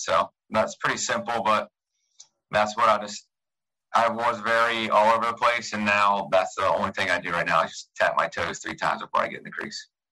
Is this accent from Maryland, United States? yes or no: yes; Annapolis, Maryland, United States; being in Annapolis, my hometown. Um, I live a mile away